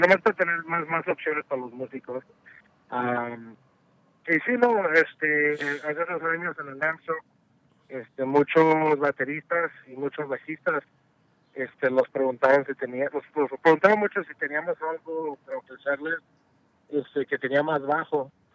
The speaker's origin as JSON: {"language": "Spanish", "country": "Mexico", "said": "soy mexicano"}